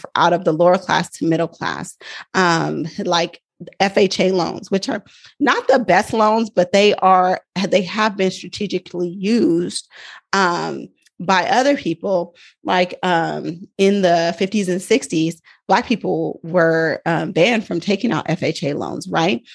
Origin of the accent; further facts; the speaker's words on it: Oakland, California, United States; I'm from Oakland, California